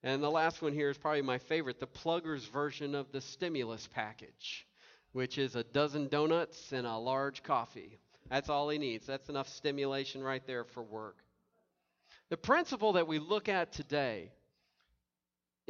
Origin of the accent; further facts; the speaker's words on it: Tennessee, United States; now in Indiana, United States; I grew up with in Tennessee